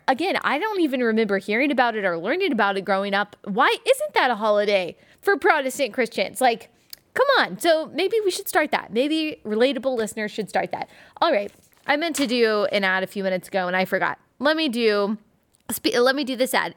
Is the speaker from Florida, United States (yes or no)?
no; Dallas, Texas, United States; I am from Dallas